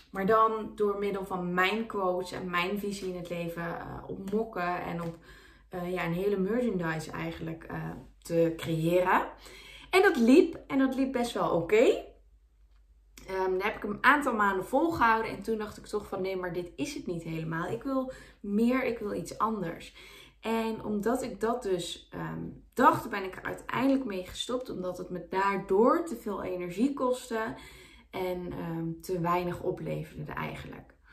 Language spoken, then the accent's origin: Dutch; North Brabant, Netherlands; ik kom uit Brabant